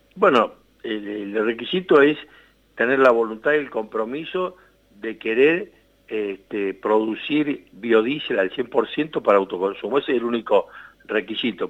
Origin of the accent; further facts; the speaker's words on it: Serrano, Córdoba, Argentina; de Serrano Córdoba, de mi pueblo